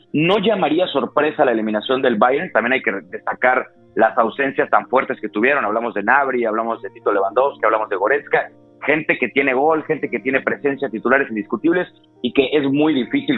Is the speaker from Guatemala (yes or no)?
no; Mexico; nosotros como mexicanos